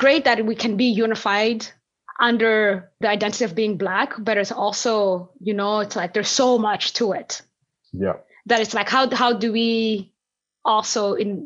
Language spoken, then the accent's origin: English; Burundi; moved away; also born or lived in West Africa; I'm from Burundi and I also lived in West Africa